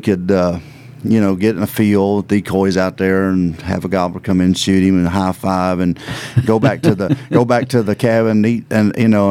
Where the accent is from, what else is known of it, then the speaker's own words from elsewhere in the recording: Virginia, United States; moved away as an adult; also born or lived in Missouri; I just moved back home because I'm originally from Virginia, and I just moved back. I was in Missouri for 10 years